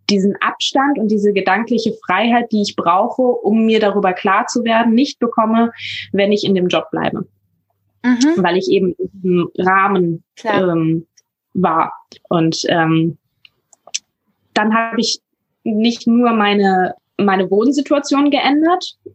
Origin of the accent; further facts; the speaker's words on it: Hamburg, Germany; ich bin 22 Jahre alt und ich komme aus der Nähe von Hamburg. Ähm, da bin ich geboren und aufgewachsen